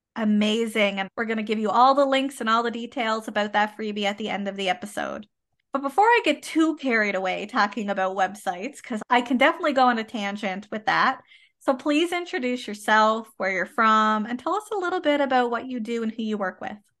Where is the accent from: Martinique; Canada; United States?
Canada; I am a Canadian social worker